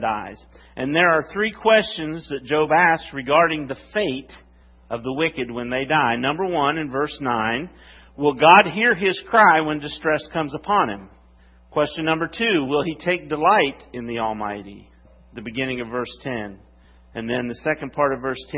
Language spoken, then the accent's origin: English; West Virginia, United States; I'm from West Virginia.